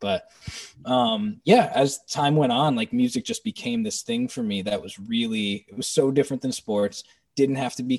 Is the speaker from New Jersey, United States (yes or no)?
yes; New Jersey, United States; growing up in New Jersey